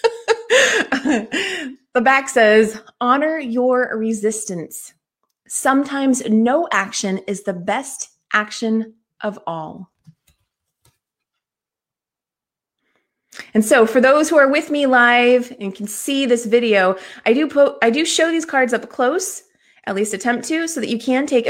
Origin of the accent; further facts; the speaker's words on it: California, United States; also born or lived in Oklahoma; I'm from California, but lived in Oklahoma for a few years as a kid and then came back